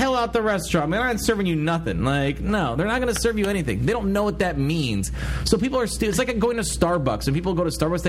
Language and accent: English; Cedar Rapids, Iowa, United States; moved away; the McDonald's in my hometown of Cedar Rapids, Iowa, okay? When I was in high school